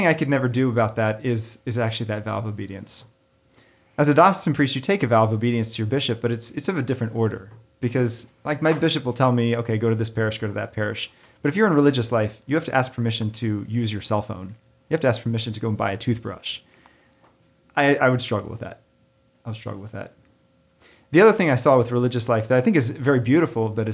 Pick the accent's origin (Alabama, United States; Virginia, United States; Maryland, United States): Maryland, United States; also born or lived in Gettysburg, Pennsylvania; now in Connecticut, United States; I'm from Maryland, where there were several big battles. My family lived in Gettysburg for a while, and I grew up not too far from Antietam.